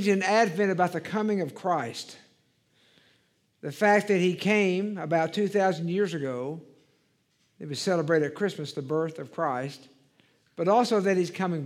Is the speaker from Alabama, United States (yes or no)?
no; Dallas, Texas, United States; also born or lived in Waco, Texas / Marshall, Texas / El Paso, Texas / Little Rock; I grew up in Dallas.